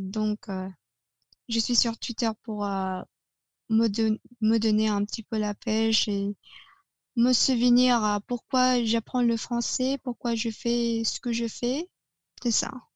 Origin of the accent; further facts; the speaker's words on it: Negros Oriental, Philippines; first language Tagalog; French is a second language; now in Cavite, Philippines; je suis en fait d'origine négro-orientale, qui se trouve au centre des Philippines